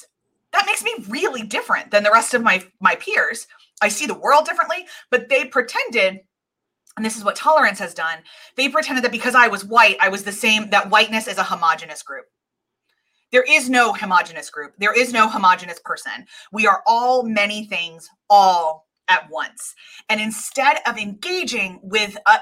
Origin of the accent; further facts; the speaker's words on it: suburbs of Philadelphia, Pennsylvania, United States; I grew up in the suburbs, we, since I was 7 years old, we've owned a manufacturing factory in a very, very under-resourced neighborhood in Philadelphia called Kensington